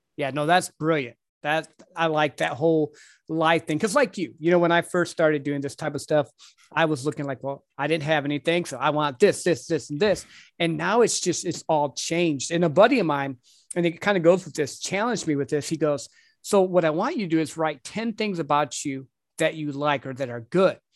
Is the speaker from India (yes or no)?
no; Michigan, United States; moved away; I'm from up north. I'm from Michigan